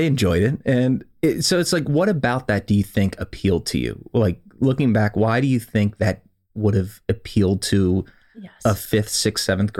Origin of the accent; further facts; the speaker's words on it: Maryland, United States; So obviously born and raised in Howard County, Maryland.